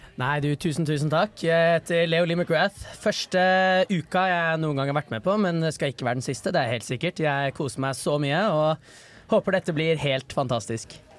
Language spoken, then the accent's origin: Norwegian; Bærum, Viken, Norway; jeg er født i 2003, og jeg er rett utafor Oslo, er det jeg liker å si. Men uh, dessverre er jeg fra Bærum